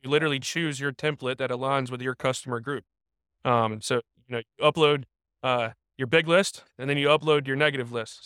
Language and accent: English; Raleigh, North Carolina, United States; I'm from the Raleigh area